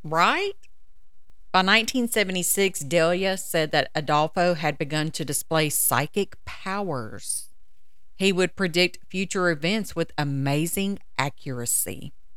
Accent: United States; we grew up here in the States with religious backgrounds

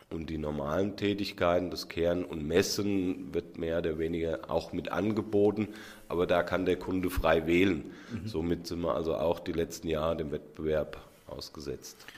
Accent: Hüttenberg, Hesse, Germany; Ja, Handkäse, ich komme doch aus Hüttenberg.

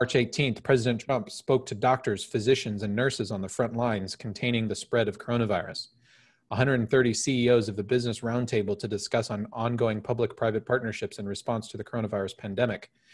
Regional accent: Phoenix, Arizona, United States; I grew up in South Phoenix.

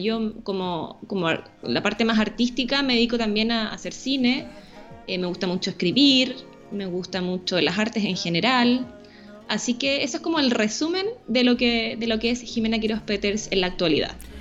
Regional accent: Santiago, Santiago Metropolitan Region, Chile; soy santiaguina, nacida en Santiago, y vivo en Santiago

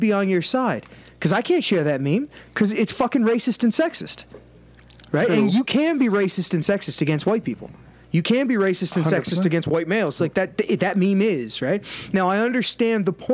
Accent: Canada; I'm from Canada

